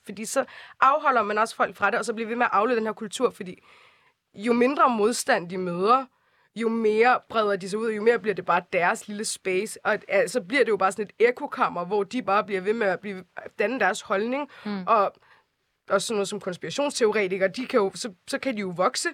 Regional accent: Copenhagen, Capital Region of Denmark, Denmark; jeg er vokset op i Nordvest

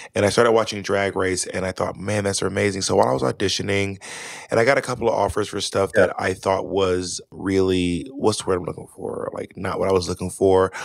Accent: Atlanta, Georgia, United States; also born or lived in Manhattan, New York; now in New York, United States; I live in Manhattan. Mm-hmm. I'm from Atlanta, Georgia

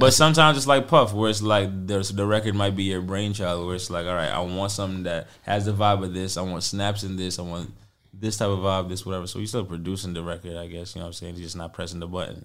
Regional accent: New York City, New York, United States; as a New Yorker

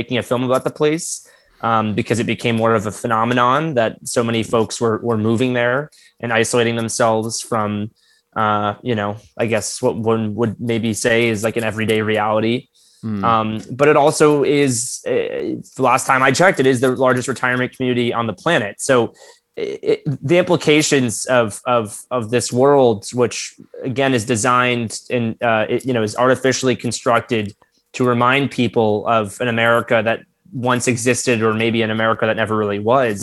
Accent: Florida, United States; growing up in Florida, a very different form of Floridian

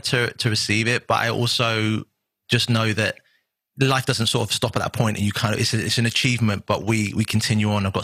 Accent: Southampton, South East England, United Kingdom; also born or lived in Miami; a little kid from Southampton in a council estate

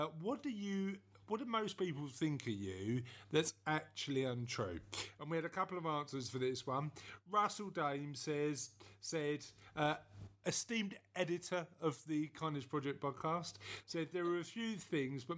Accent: London, United Kingdom; I'm from East London

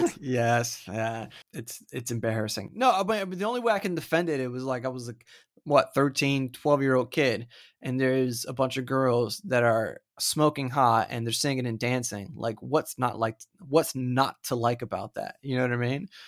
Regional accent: Florida, United States; I'm from Florida

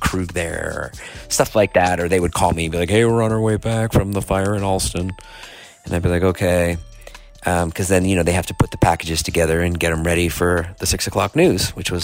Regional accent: Boston, Massachusetts, United States; I grew up in Boston

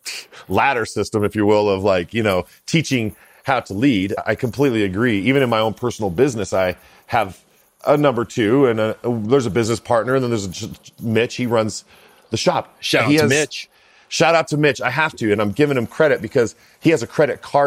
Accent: United States; We're blessed to be born in America as an American.

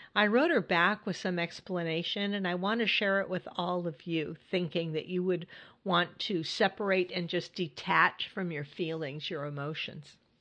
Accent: California, United States; moved away as an adult; now in Hudson Valley, New York, United States; I grew up in California and lived in California most of my life. And then I, I moved to New York

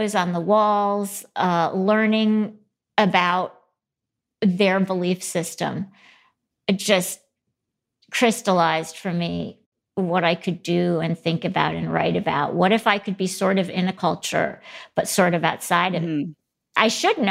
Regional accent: Grand Rapids, Michigan, United States; also born or lived in Ann Arbor, Michigan; I grew up in Ann Arbor and then most of the time in Grand Rapids, Michigan

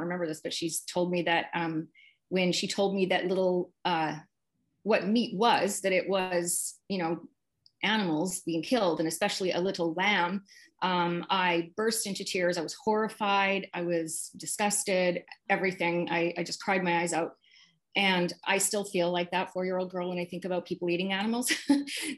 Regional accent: Regina, Saskatchewan, Canada; now in Vancouver, Canada; I grew up in Regina, Saskatchewan. I'm Canadian, and I currently live in Vancouver, BC.

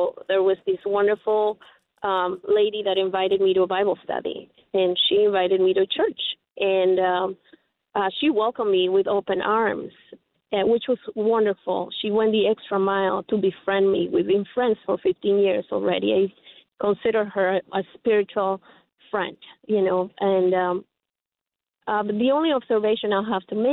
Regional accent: Ecuador; now in Homer Glen, United States; I come from Ecuador

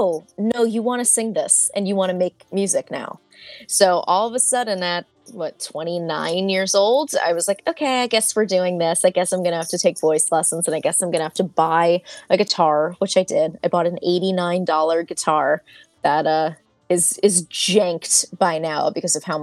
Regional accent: Hasbrouck Heights, New Jersey, United States; also born or lived in Philadelphia; now in Hoboken, United States; I grew up in Hasbrook Heights

